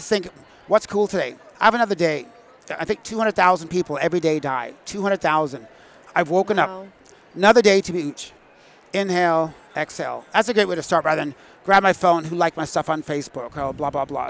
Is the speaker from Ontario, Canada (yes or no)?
no; Manitoba, Canada; Growing up in Manitoba